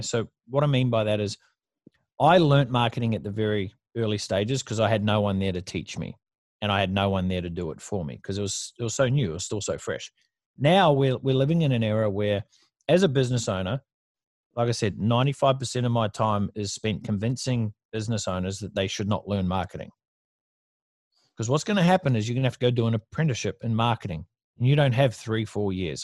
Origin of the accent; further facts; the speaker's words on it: New Zealand; moved away as an adult; now in Gold Coast, Australia; I moved from New Zealand, which is where I grew up, moved from New Zealand to surface paradise in the Gold Coast.